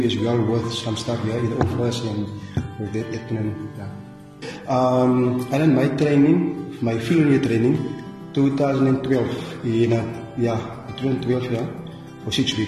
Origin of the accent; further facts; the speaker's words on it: Ladysmith, Western Cape, South Africa; moved away as an adult; now in Bontebok National Park, South Africa; I was born in Ladysmith. Ladysmith, it's about plus minus 180 km from here, yeah, Suriname. I went to school there as well.